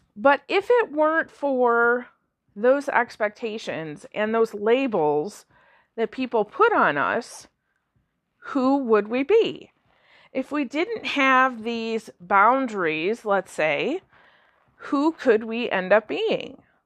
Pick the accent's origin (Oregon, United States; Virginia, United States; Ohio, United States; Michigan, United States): Michigan, United States; I'm from Michigan